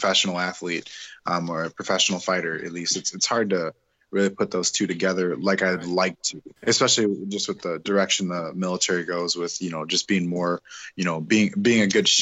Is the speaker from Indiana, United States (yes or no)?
yes; Northwest Indiana, United States; moved away; I grew up in Northwest Indiana